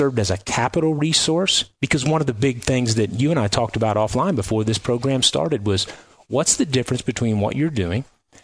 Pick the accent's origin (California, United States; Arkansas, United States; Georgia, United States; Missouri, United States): Missouri, United States; Kirksville; Kirksville, Missouri.